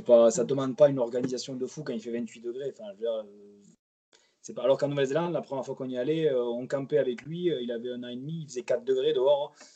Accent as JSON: {"language": "French", "town": "Montpellier", "region": "Occitania", "country": "France", "also_born_or_lived": "Mayotte", "moved": "as an adult", "lives_now": "French Polynesia", "said": "je suis originaire de la côté de Montpellier"}